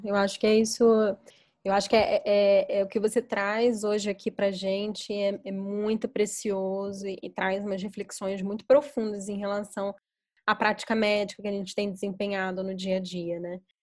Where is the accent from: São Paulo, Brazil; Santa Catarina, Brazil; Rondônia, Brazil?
São Paulo, Brazil; eu sou de São Paulo